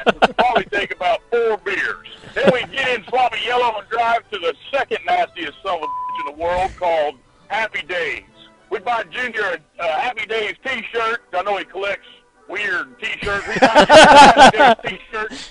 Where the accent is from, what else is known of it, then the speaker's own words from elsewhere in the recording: Texas, United States; Three of the most dangerous, nasty, disgusting bars in the world reside right here in my hometown in Texas